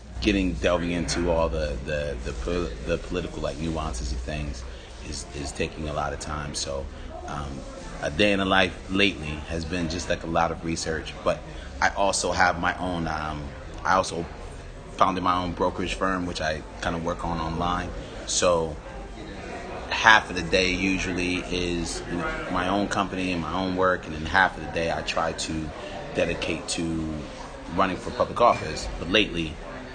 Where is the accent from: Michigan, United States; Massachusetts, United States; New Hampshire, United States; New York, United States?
Massachusetts, United States; Western; moved away as an adult; also born or lived in Monterey, California; I'm originally from Western Massachusetts, and born and raised